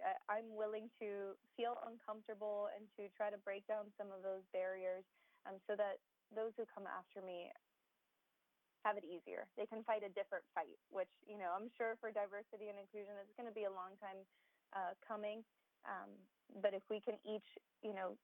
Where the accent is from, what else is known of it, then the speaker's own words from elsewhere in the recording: Miami, Florida, United States; first language Spanish; English is a second language; also born or lived in Gainesville; Miami born and raised